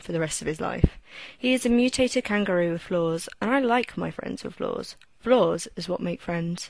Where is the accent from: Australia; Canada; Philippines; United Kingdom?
United Kingdom; to a British woman like me